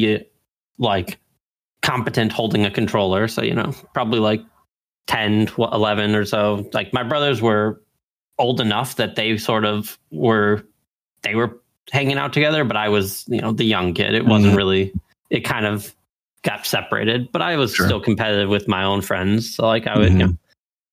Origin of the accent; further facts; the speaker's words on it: Chicago, Illinois, United States; moved away as an adult; now in Washington State, United States; I grew up in Chicago and moved out here for work